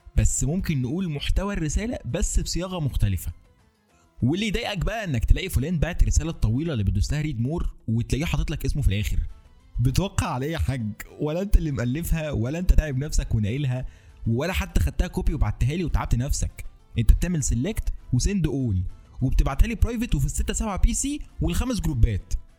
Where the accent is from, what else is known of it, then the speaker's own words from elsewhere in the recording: Egypt; عندنا في مصر